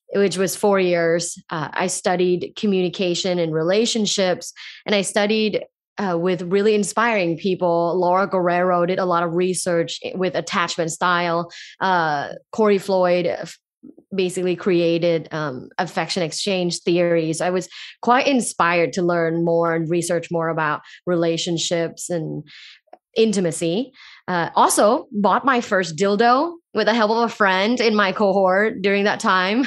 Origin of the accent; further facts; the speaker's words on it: Thailand; moved away; I grew up in Thailand, a sexually conservative environment